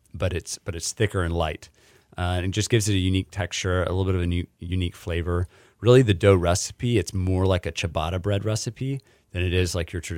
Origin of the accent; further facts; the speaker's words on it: Dallas, Texas, United States; now in Houston, United States; I grew up in the Dallas area, but my mom is from Houston.